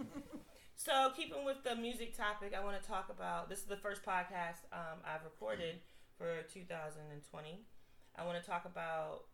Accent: Woodbridge, Virginia, United States; Woodbridge, Virginia, our hometown. Well, my hometown

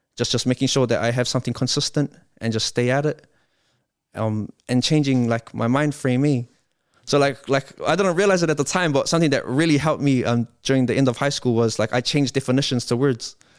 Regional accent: Wiri, Auckland, New Zealand; I come from Waimondi

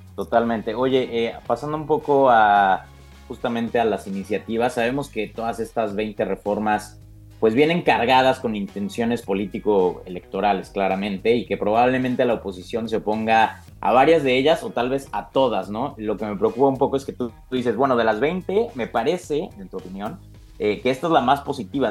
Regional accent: Mexico; los mexicanos

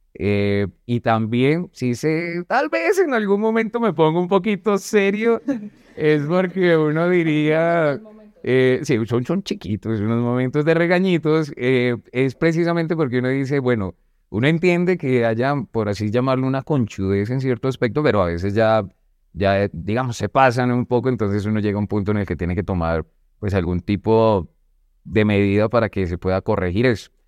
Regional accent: Bogotá, Colombia; Yo vengo desde Bogotá, pues de un barrio un poco marginal.

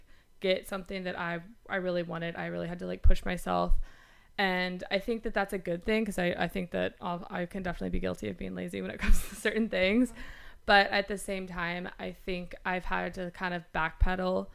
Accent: Alabama, United States; moved away as an adult; also born or lived in Los Angeles; now in New York, United States; I'm originally from Alabama

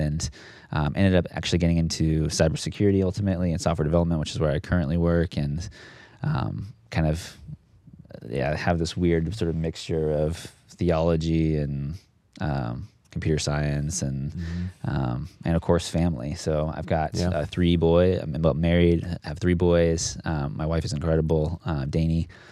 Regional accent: United States; moved away as an adult; also born or lived in Phoenix, Arizona / Southern California / Dayton, Tennessee; I grew up on the West Coast, actually, Phoenix, Arizona, Southern California.

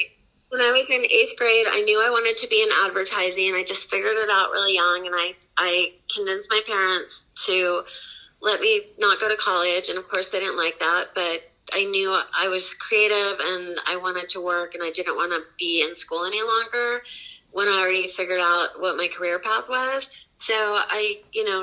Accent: San Diego, California, United States; moved away; I live back in my hometown now of San Diego

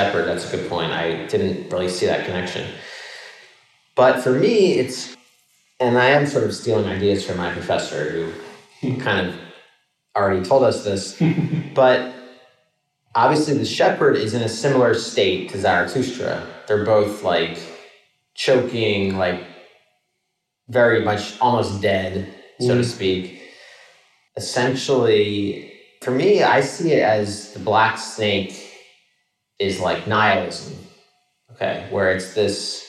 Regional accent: Philadelphia, Pennsylvania, United States; my hometown, Philadelphia

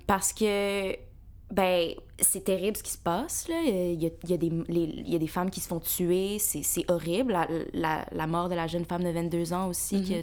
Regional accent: Montreal, Quebec, Canada; je suis née ici, puis mes parents sont euh, nés en Algérie

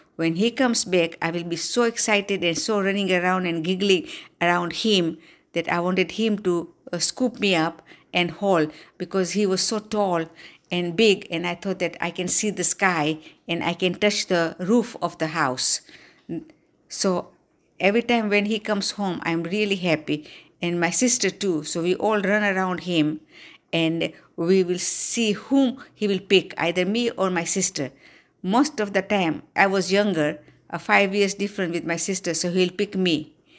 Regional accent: Dar es Salaam, Tanzania; now in Slidell, United States; I was born on January second, nineteen forty-nine in Dar es Salaam, Tanzania

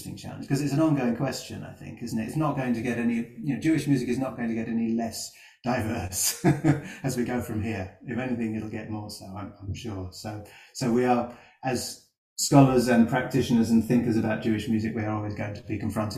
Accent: London, United Kingdom; I'm from North London

